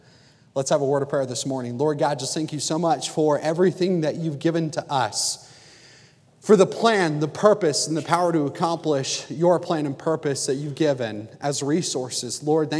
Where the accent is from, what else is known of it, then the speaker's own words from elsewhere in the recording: New Jersey, United States; I am from New Jersey, and so I grew up about 45 minutes outside of Philadelphia.